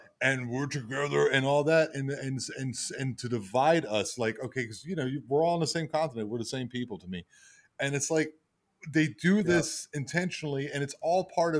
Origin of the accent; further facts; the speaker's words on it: United States; I'm American.